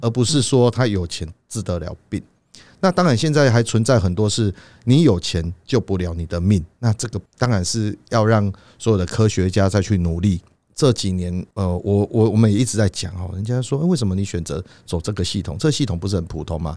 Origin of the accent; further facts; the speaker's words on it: Taiwan; 我们台湾人